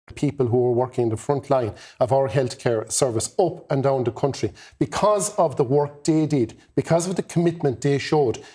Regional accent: the Midwest, Mid-West, Ireland; I come from the Midwest

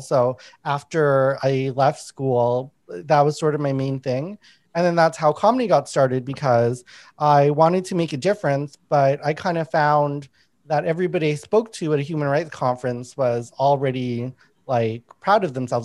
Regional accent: Winnipeg, Manitoba, Canada; I grew up in Winnipeg

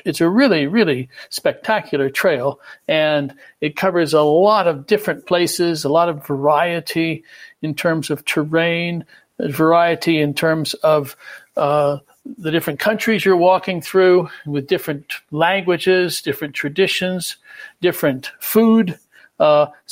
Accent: United States; moved away as an adult; now in France; I'm an American who's lived in France for 30 or so years

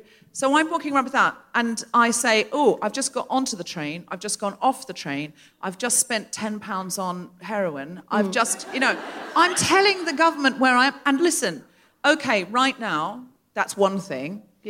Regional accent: Gold Coast, Queensland, Australia; I am aware with this accent, I can't get away with but we have to remember I was raised on the Gold Coast and then we'll all relax.

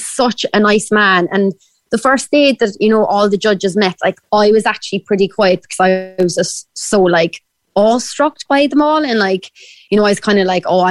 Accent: Ireland; accent: Irish; sing in my Irish accent

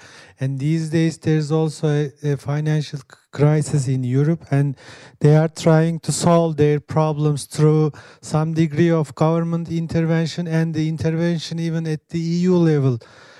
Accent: Turkey; I'm from Turkey

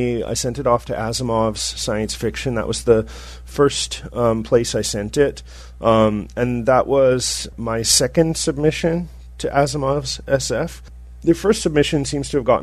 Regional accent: Canada; I'm Canadian.

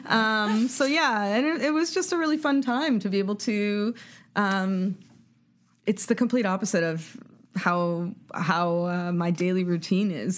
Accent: Toronto, Ontario, Canada; I grew up in Canada, like, which is in Toronto

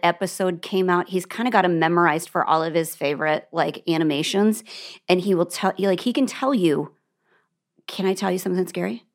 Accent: Nebraska, United States; moved away; Kristen and I didn't know each other in Nebraska.

